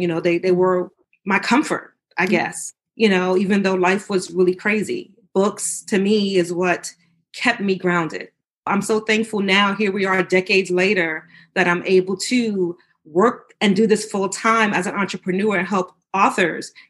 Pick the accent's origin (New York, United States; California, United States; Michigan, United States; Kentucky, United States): New York, United States; New York City; moved away as an adult; now in Virginia, United States; I grew up in New York City. I now live in Virginia, but I grew up in New York